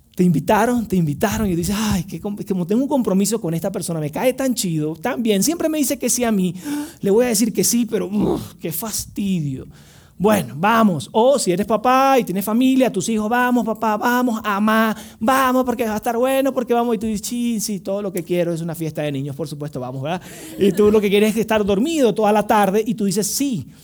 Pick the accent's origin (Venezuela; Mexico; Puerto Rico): Venezuela; moved away; fui a Venezuela, tenía justo como 6 años sin visitar mi tierra natal